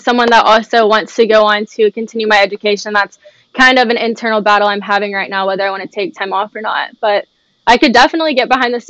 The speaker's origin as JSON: {"language": "English", "town": "Memphis", "region": "Tennessee", "country": "United States", "said": "I'm from Memphis."}